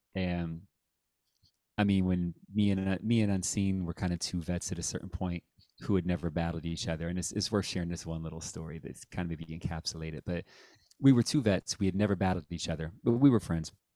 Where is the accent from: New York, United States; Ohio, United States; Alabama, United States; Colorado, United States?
Ohio, United States; Dayton; moved away as an adult; also born or lived in Cincinnati, Ohio / Columbus, Ohio; now in San Diego, United States; I grew up in Dayton